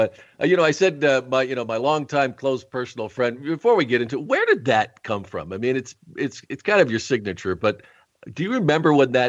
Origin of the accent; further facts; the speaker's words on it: Rochester, New York, United States; born there; if they think I was born in Phoenix when I was actually born in Rochester, New York.